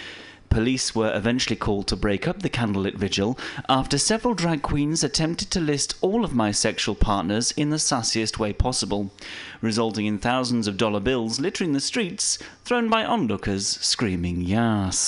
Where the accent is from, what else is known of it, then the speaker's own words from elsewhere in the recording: England, United Kingdom; as an Englishman